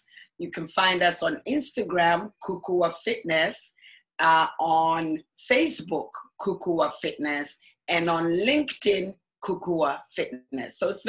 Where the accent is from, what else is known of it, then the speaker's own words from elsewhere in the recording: Ghana; now in United States; I grew up in Ghana, West Africa.